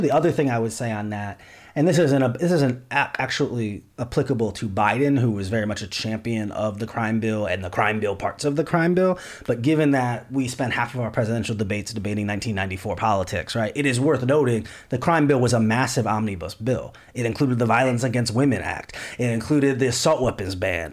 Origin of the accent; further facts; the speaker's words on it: Cleveland, Ohio, United States; my hometown of Cleveland